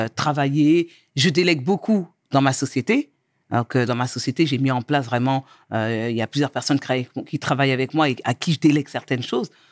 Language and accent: French; Angerville, Île-de-France, France; also born or lived in Mauritania (origin); now in Cergy, France; je suis née en France, euh, j'ai grandi dans le 91.